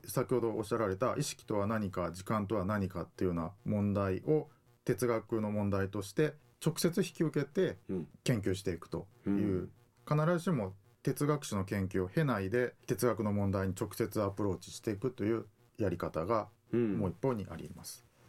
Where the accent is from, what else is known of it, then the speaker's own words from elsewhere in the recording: Hiroshima, Japan; moved away as an adult; also born or lived in Kansai / Tokyo; now in Okinawa, Japan; 出身は、えー、広島県ですで大学は関西にいて、えー、大学院から東京に出て